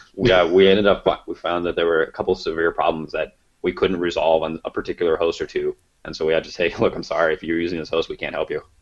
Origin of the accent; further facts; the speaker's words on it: Kansas and Nebraska, Midwest, United States; we're both from Midwest, Kansas and Nebraska